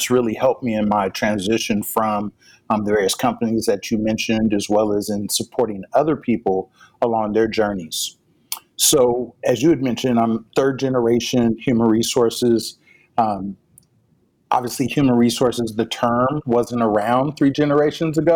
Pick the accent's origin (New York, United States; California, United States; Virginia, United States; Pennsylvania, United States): California, United States; Pasadena; I'm from Pasadena, California, home of the Roses